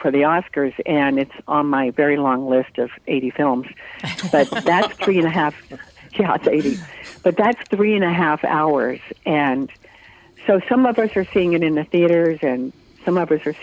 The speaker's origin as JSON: {"language": "English", "region": "Arkansas", "country": "United States", "tie": "born or raised there", "also_born_or_lived": "North Carolina", "moved": "as an adult"}